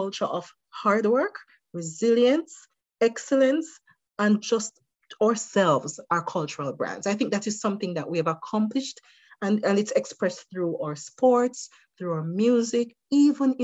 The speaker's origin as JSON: {"language": "English", "country": "Jamaica", "moved": "as an adult", "lives_now": "Ashcroft, Canada", "said": "They know I'm Jamaican"}